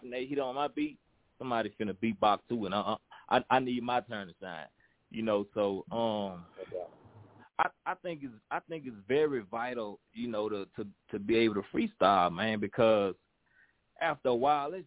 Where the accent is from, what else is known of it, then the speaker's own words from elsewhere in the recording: Baton Rouge, Louisiana, United States; I'm from Baton Rouge, Louisiana